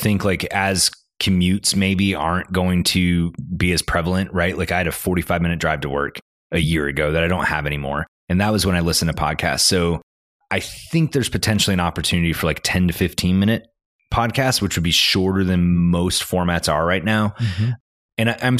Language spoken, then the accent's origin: English; Canada; moved away as an adult; now in Northwest Arkansas, United States; I'm Canadian.